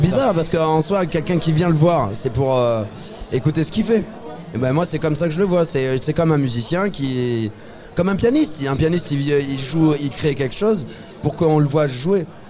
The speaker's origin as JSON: {"language": "French", "town": "Toulouse", "region": "Occitania", "country": "France", "moved": "as an adult", "said": "je viens de Toulouse, j'habite plus à Toulouse depuis à peu près cinq six ans"}